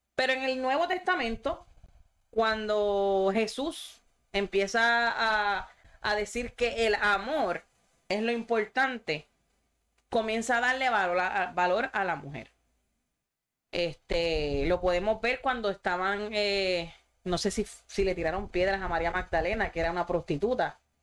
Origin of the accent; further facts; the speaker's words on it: Sabana Grande, Puerto Rico; somos de Sabana Grande